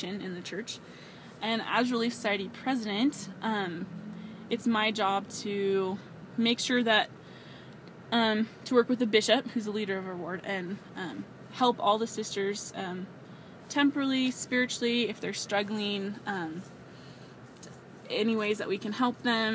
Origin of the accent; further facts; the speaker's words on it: near D.C., Maryland, United States; I'm from Maryland, about 5 minutes away from D.C. So that was pretty cool growing up in D.C.